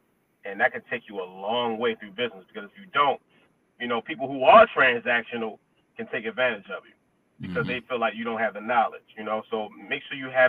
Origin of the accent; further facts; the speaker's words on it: Baltimore, Maryland, United States; Growing up in Baltimore City